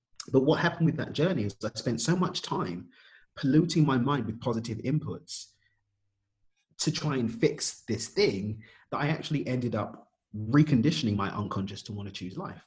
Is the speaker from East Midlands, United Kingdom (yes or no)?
no; London, United Kingdom; I'm from East London in the UK